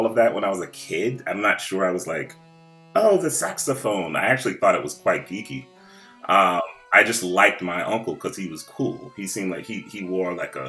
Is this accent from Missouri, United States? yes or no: no; Virginia, United States; now in Brooklyn, United States; So I grew up in Virginia, and originally I'm a Southern boy